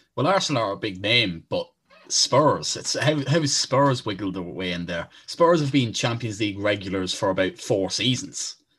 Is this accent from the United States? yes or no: no; Ireland; We are from Ireland